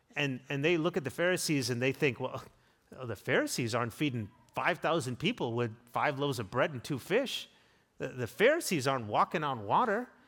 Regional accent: South Africa; now in United States; growing up in South Africa

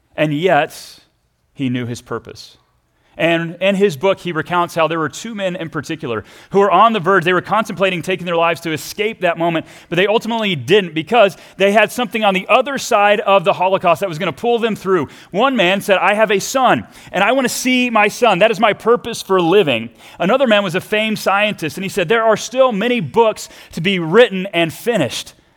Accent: Texas, United States; I grew up down in Texas

